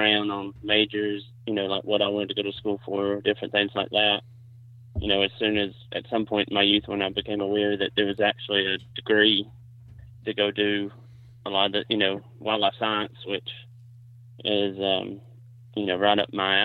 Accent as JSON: {"language": "English", "region": "Alabama", "country": "United States", "also_born_or_lived": "South Carolina", "said": "I'm from Alabama."}